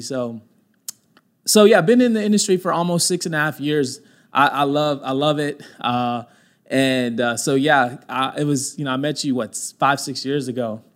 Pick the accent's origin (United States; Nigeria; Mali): United States; Mesquite, Texas; I grew up in Mesquite, uh, went to school at Mesquite Poteet